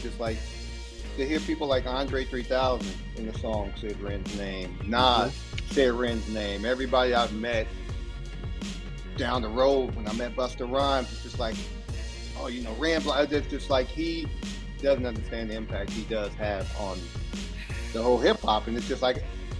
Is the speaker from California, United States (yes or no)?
yes; Compton, California, United States; I was born and raised in Compton day one. There's no, I didn't move there like a lot of these dudes from Compton